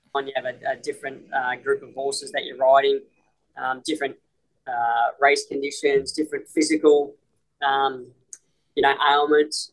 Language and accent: English; Australia; moved away as an adult; now in Hong Kong; Australia's home. Australia's always going to be home